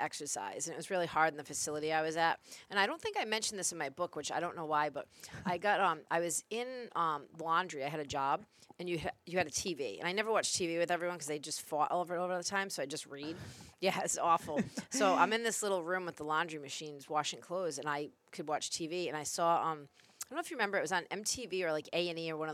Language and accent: English; Coventry, Rhode Island, United States; also born or lived in Providence, Rhode Island; I moved from Providence to Coventry when I was like 10